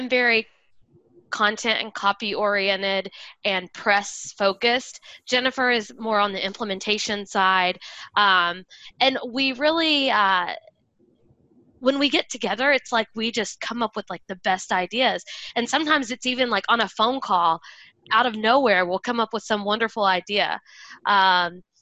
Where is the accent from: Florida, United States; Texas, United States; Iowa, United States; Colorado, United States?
Colorado, United States; now in Southern California, United States; I'm from Colorado, but now I live in California.